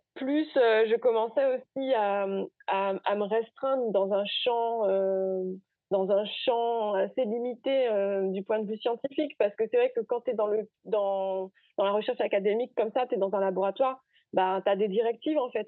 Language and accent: French; Gourbeyre, Guadeloupe; moved away as an adult; also born or lived in Basse-Terre / Rennes / Spain; j'ai grandi à Gourbert, j'ai fait ma scolarité à Gourbert, je fais mon lycée à, à basse au lycée Gerville-Réache